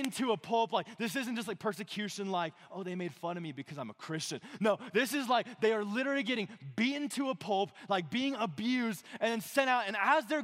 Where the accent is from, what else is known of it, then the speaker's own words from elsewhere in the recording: Monument, Colorado, United States; I grew up in this side of Colorado Springs. I grew up in Monument.